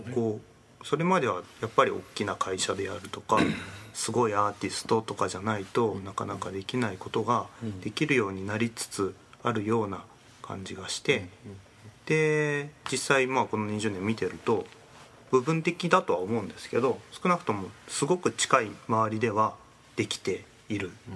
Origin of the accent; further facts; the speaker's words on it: Ibaraki, Japan; moved away as an adult; also born or lived in Kyushu; 僕地元が茨城だったんですけど